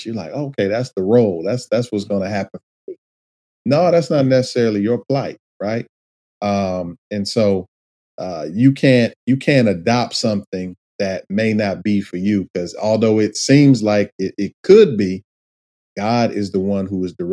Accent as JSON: {"language": "English", "town": "Detroit", "region": "Michigan", "country": "United States", "tie": "born or raised there", "said": "conditions of kind of how I grew up in Detroit"}